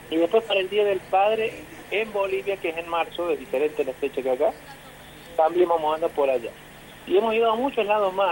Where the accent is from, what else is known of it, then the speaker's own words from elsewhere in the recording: Deán Funes, Córdoba, Argentina; somos de Dianfunes